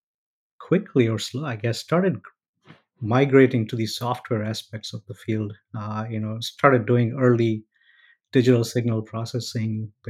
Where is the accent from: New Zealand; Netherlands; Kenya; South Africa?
Kenya; moved away as an adult; also born or lived in London; I am actually born, raised in Kenya